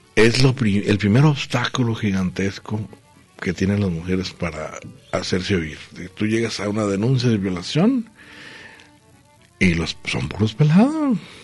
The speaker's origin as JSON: {"language": "Spanish", "region": "northern border", "country": "Mexico", "moved": "yes", "lives_now": "Guadalajara, Mexico", "said": "mi tierra, allá a la frontera, allá es un frío"}